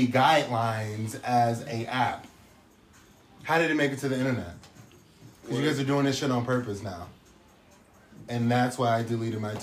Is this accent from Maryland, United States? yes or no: no; Portland, Oregon, United States; I'm from Portland, Oregon.